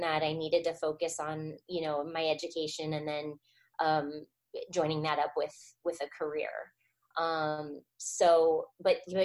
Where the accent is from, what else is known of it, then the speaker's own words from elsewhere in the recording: Arizona, United States; moved away as an adult; also born or lived in Orange, California; I grew up in Arizona